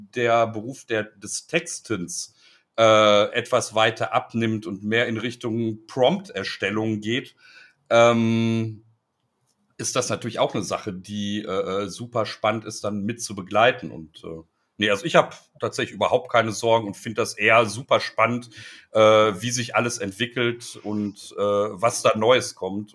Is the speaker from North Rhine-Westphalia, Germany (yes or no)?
yes; Ruhr area, North Rhine-Westphalia, Germany; ich komme aus dem Ruhrgebiet, also ich habe hier Strukturwandel quasi schon mit der Muttermilch aufgesogen.